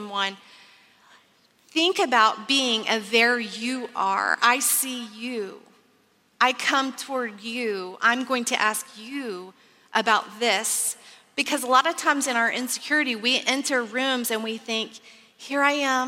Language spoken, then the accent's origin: English; Texas, United States; I grew up in Texas, which you may know is famous for oil and cattle